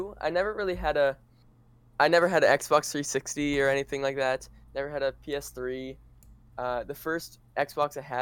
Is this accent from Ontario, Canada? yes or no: no; Manitoba, Canada; I'm 18 years old, and I am from Manitoba